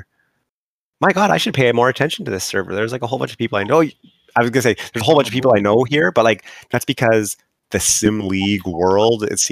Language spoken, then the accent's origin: English; Canada; I'm Canadian